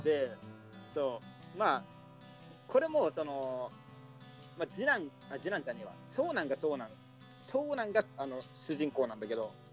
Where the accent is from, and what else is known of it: Kansai, Japan; born or raised there; now in Tokyo, Japan